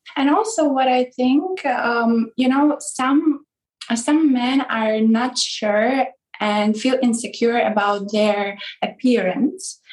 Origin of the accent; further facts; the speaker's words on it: Ukraine; now in Hungary; from Ukraine originally, but I live in Hungary.